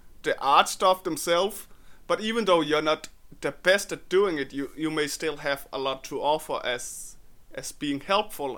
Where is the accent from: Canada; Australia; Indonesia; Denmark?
Denmark; I come from Denmark